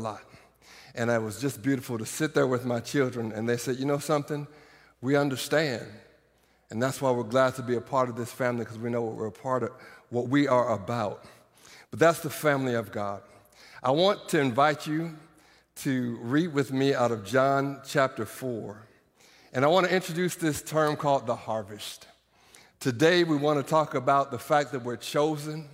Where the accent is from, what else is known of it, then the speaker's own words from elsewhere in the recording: Iowa, United States; now in Norman, United States; I grew up in Iowa